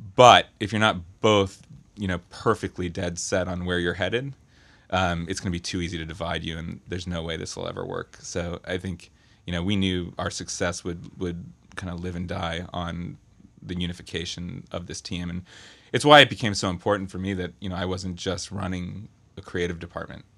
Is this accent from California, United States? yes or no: yes; Berkeley, California, United States; I'm from, uh, Berkeley, California.